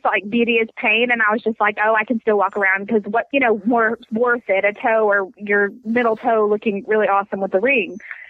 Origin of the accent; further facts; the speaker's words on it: Texas, United States; I'm Texan